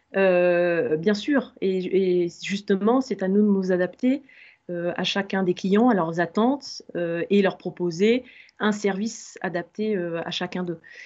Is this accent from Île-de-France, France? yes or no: no; Limoges, Nouvelle-Aquitaine, France; moved away; je suis originaire de Limoges